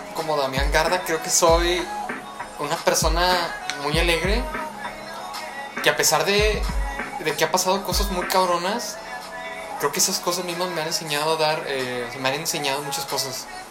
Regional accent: Mexico; siendo mexicano

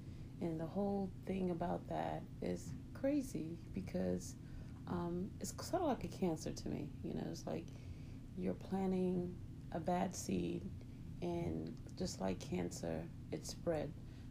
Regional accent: South Carolina, United States; moved away as an adult; now in Chicago, United States; Well, I moved from South Carolina to Chicago. And first of all, my grandmother knew that I was young.

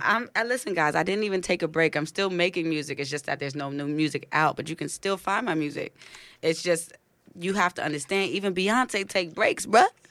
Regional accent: New York City, New York, United States; also born or lived in Clinton Hill, Brooklyn; now in Harlem, United States; born and raised in Brooklyn

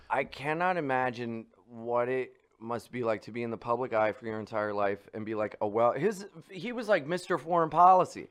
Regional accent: Delaware, United States; I grew up in Delaware

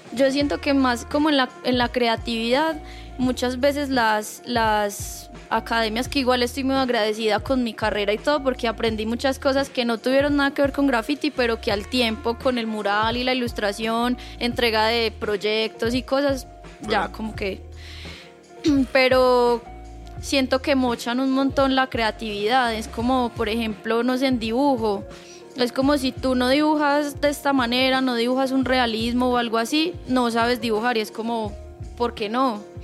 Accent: Chinchiná, Caldas, Colombia; moved away as an adult; also born or lived in Manizales; now in Bogotá, Colombia; Yo nací en Manizales, me crié en Chinchina volví a Manizales a estudiar

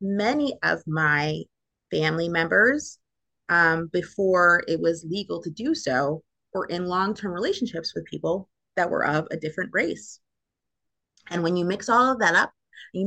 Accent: Philadelphia, Pennsylvania, United States; also born or lived in England; I'm from Philadelphia

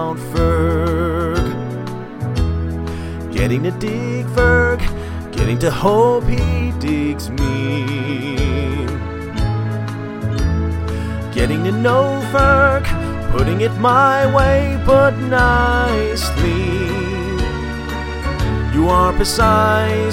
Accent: Philadelphia, Pennsylvania, United States; I'm from Philly

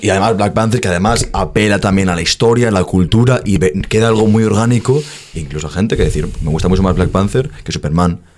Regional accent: Spain; en España no nos respetamos

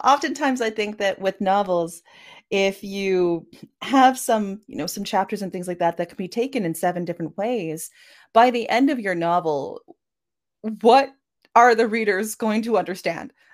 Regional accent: Canada; I am a Canadian cyberpunk and myth punk author

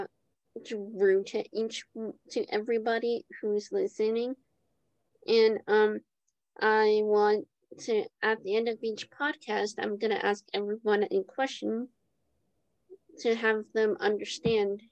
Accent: Jersey City, New Jersey, United States; I grew up in Jersey City

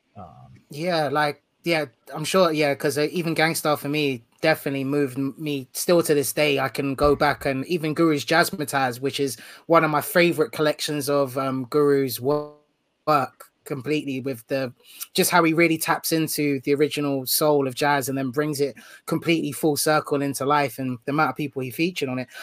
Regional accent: United Kingdom; being from the UK

